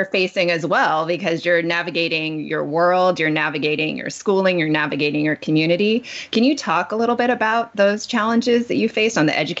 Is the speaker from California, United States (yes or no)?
yes; Los Angeles, California, United States; I grew up in Los Angeles